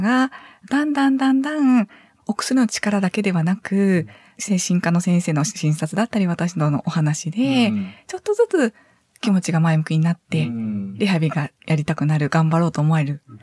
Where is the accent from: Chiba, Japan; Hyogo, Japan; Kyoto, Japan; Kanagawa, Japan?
Hyogo, Japan; Sanda; now in Tottori, Japan; 兵庫県の三田市になります